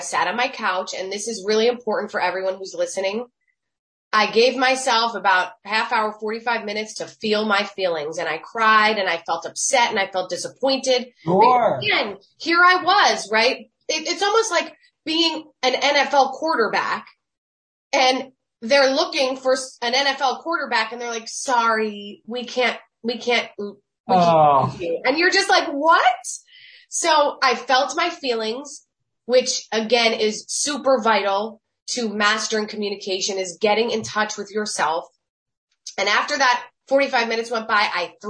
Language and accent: English; New Jersey, United States; I'm really from New Jersey, literally just miles from where the storyline takes place.